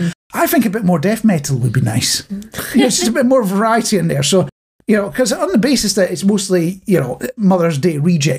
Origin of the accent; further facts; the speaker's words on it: Scotland, United Kingdom; as a Scotsman.